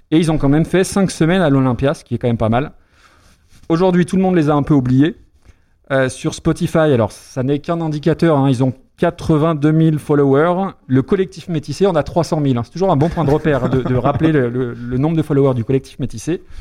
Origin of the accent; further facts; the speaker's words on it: Lyon, Auvergne-Rhône-Alpes, France; Je suis lyonnais.